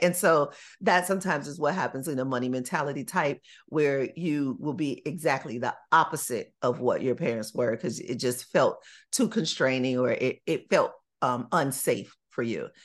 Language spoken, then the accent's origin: English; Chicago, Illinois, United States; When I was growing up in Chicago